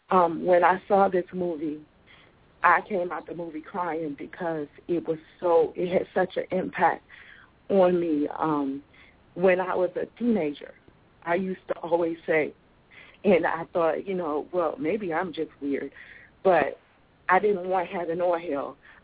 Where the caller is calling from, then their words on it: Richmond, Virginia, United States; Richmond, Virginia.